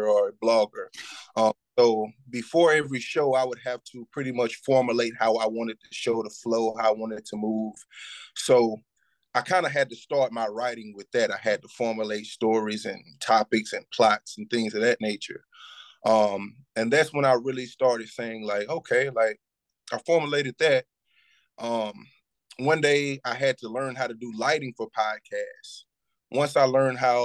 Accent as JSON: {"language": "English", "town": "Shreveport", "region": "Louisiana", "country": "United States", "tie": "born or raised there", "also_born_or_lived": "Dallas, Texas", "moved": "yes", "said": "My upbringing as a youth, seeing what I seen growing up in Shreveport, Louisiana, even moving to Dallas, Texas"}